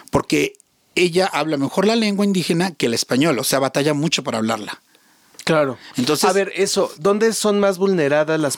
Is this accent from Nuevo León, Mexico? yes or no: yes; Monterrey, Nuevo León, Mexico; moved away; porque soy de Monterrey. Ajá. Soy regia.